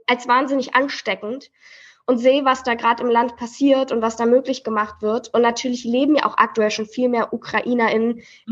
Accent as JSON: {"language": "German", "region": "Berlin", "country": "Germany", "tie": "born or raised there", "said": "wir sind im Märkischen Viertel groß geworden."}